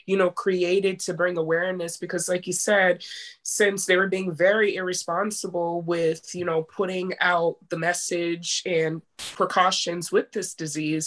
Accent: Maryland, United States; also born or lived in Mount Vernon, New York; I was raised in Maryland, but I'm actually born in New York

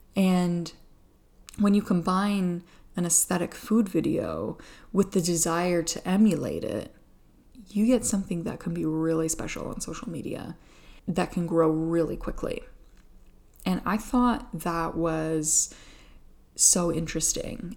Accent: Atlantic Canada, Canada; I'm from Atlantic Canada

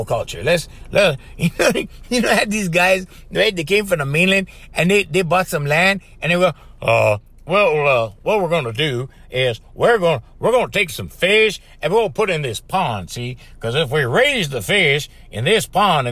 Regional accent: Hanalei, Hawaii, United States; I grew up in Hanalei Valley.

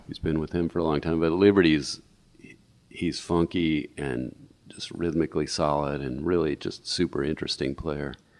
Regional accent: St. Louis, Missouri, United States; moved away as an adult; also born or lived in Madison, Wisconsin / San Francisco Bay Area; I was raised in St. Louis

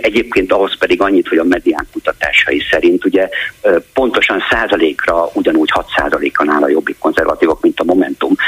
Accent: Sopron, Győr-Moson-Sopron, Hungary; born or raised there; first language German; Hungarian is a second language; moved away as an adult; now in Budapest, Hungary

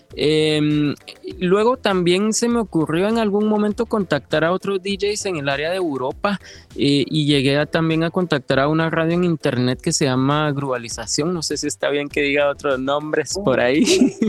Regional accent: Guatemala; moved away as an adult; now in Sweden; yo sí salí de Guatemala

